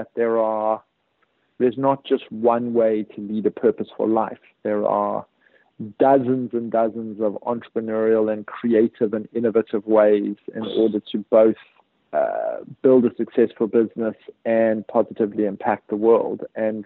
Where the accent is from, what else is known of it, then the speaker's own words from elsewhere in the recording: South Africa; I grew up under apartheid in South Africa